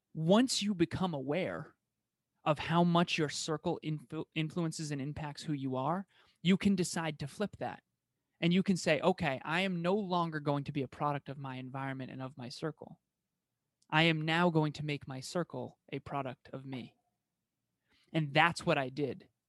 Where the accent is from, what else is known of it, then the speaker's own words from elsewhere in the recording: Massachusetts, United States; first language English; born in Massachusetts, like I was